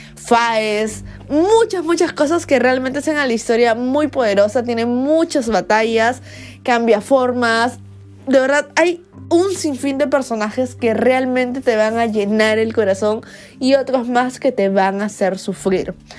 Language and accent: Spanish; Peru; soy una booktuber peruana